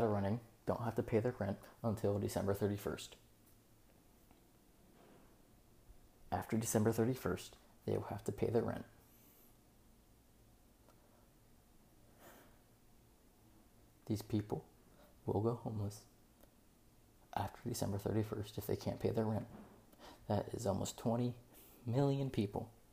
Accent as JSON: {"language": "English", "region": "West Virginia", "country": "United States", "moved": "yes", "lives_now": "Naples, United States", "said": "I come from West Virginia. It's a very, very poor state."}